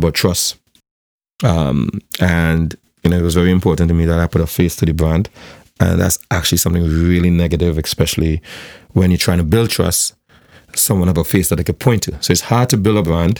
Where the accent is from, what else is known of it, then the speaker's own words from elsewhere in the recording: South Trinidad, Trinidad & Tobago; I'm from South, so I don't come from like the CIC or the QRC or one of those circles.